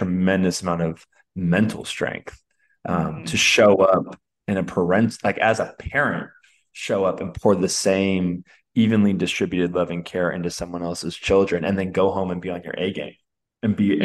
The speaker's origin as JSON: {"language": "English", "town": "Alameda", "region": "California", "country": "United States", "said": "I'm from the East Bay. I'm from Oakland, California. I'm actually from Alameda, California"}